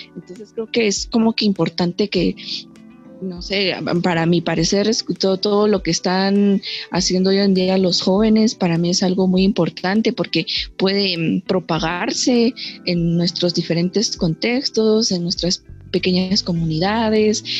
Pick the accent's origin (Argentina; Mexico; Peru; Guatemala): Guatemala; como guatemaltecos